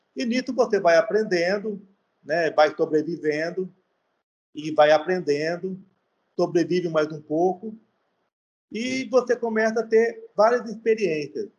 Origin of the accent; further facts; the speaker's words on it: São Paulo, Brazil; moved away as an adult; now in Fortaleza, Brazil; sou paulista, tenho 51 anos